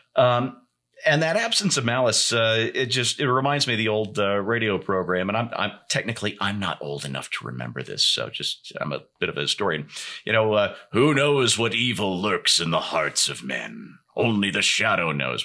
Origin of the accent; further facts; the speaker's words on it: United States; as an American who has maybe some issues with how liable is determined in this country